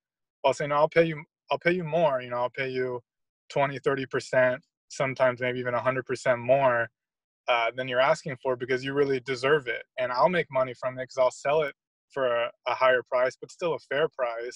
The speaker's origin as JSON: {"language": "English", "town": "Dallas", "region": "Texas", "country": "United States", "moved": "as an adult", "lives_now": "San Juan, Puerto Rico", "said": "I'm from Dallas"}